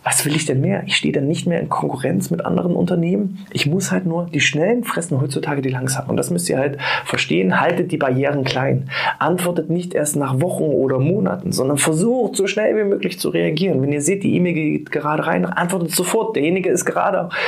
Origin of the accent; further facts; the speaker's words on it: Saxony-Anhalt, Germany; moved away as an adult; now in Mecklenburg-Vorpommern, Germany; bin aus meiner alten Heimat weggezogen, aus Sachsen-Anhalt und bin nach Mecklenburg-Vorpommern gezogen